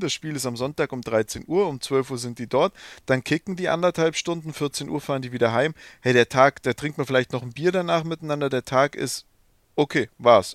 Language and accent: German; Swabia, Germany; now in Bavaria, Germany; so als Schwabe, als Exilschwabe